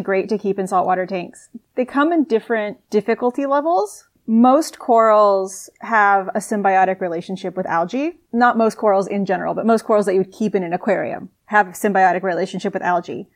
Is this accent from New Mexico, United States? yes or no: yes; Albuquerque, New Mexico, United States; moved away as an adult; now in Sydney, Australia; I actually grew up in Albuquerque, New Mexico, really far away from the ocean.